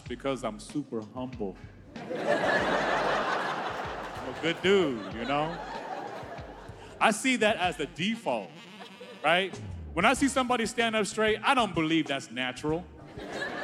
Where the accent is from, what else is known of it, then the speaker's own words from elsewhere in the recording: Houston, Texas, United States; I'm originally from Texas. I grew up in Houston